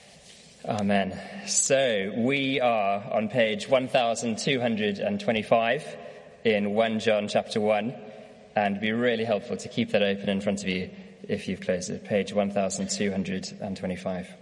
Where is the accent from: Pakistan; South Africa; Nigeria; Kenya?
South Africa; now in United Kingdom; I'm from South Africa